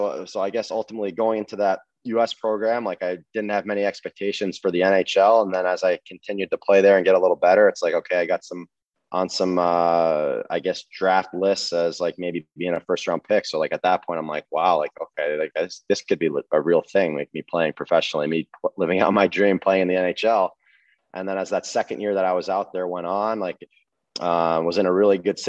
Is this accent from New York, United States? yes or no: no; New Jersey, United States; I'm from New Jersey